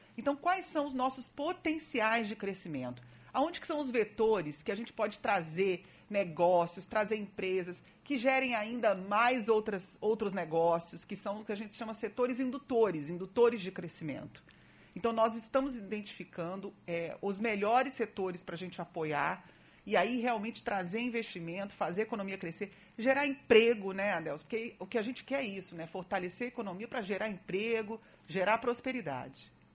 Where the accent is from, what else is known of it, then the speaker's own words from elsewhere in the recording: Brasília, Federal District, Brazil; moved away as an adult; also born or lived in Rio de Janeiro / Niterói; now in Salvador, Brazil; Eu nasci em Brasília.